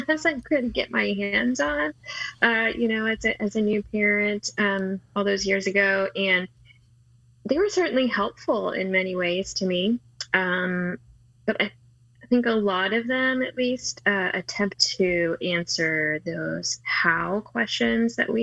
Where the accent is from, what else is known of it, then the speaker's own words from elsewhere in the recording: D.C., Maryland, United States; now in Atlanta, United States; I grew up in Maryland, outside of Washington, D.C.